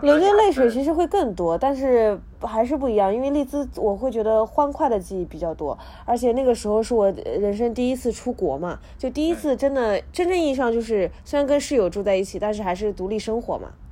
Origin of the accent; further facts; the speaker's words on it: inland China, China; moved away as an adult; also born or lived in Leeds, United Kingdom / London, United Kingdom; 我这个人是内陆长大的